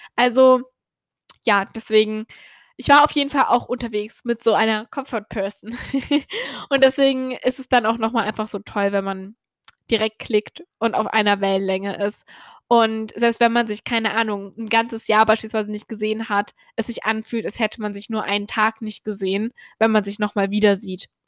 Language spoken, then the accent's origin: German; Germany; now in Ireland; ich komme aus Deutschland